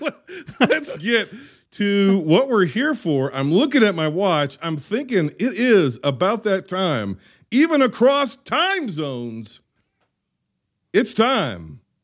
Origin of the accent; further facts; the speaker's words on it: United States; I am an American.